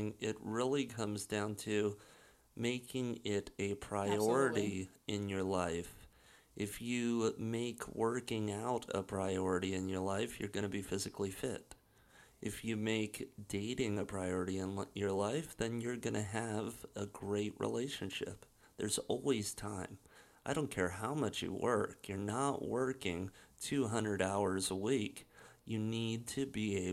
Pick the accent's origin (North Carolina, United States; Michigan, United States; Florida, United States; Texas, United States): Florida, United States; Miami; now in Sarasota, United States; male from Miami, Florida, and now living in Sarasota.